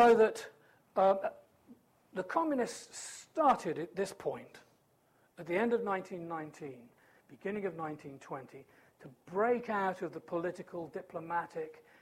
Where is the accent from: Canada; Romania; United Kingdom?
United Kingdom; as a British patriot